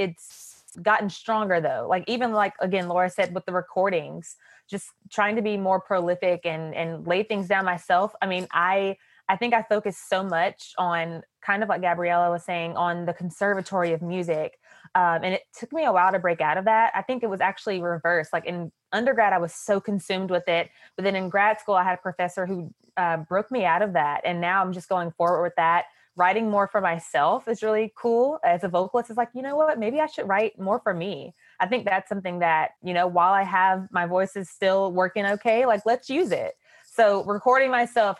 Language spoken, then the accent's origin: English; Winston-Salem, North Carolina, United States; I was about to make my debut in an opera with a company called Piedmont Opera. It's in my hometown